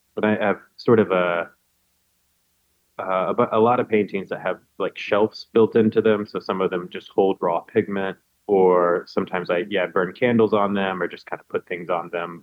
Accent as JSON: {"language": "English", "town": "Macon", "region": "Georgia", "country": "United States", "tie": "born or raised there", "moved": "as an adult", "said": "my hometown. I mean, it's kind of it's Macon"}